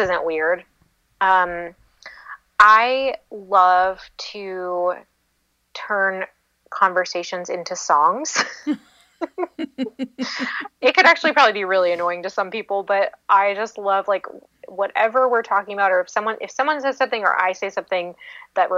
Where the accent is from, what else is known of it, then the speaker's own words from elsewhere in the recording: Seattle, Washington, United States; moved away; I'm from Seattle originally